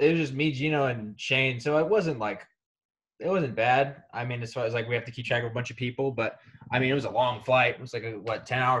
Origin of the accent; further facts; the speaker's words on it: Kansas City, Missouri, United States; I'm Samoan, but I'm from Kansas City